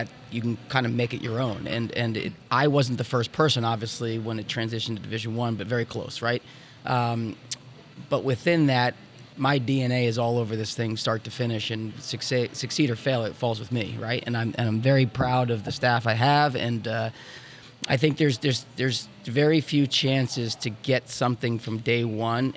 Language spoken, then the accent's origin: English; New Jersey, United States; moved away; I grew up in New Jersey